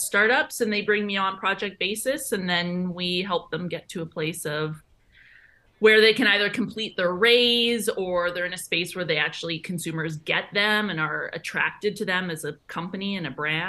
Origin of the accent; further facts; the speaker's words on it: Edmonton, Alberta, Canada; moved away as an adult; now in Toronto, Canada; I'm 33 now. I grew up in Alberta, and then at the moment I'm living in Toronto. But I'm a little bit nomadic at the moment just because I still have a house in Edmonton that I've rented out